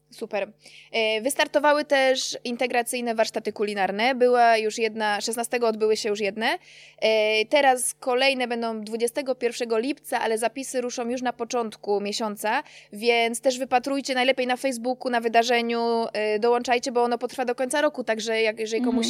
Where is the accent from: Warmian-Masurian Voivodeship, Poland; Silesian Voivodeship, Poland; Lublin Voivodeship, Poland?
Silesian Voivodeship, Poland; Czeladź; ja jestem z Czeladzi pochodzę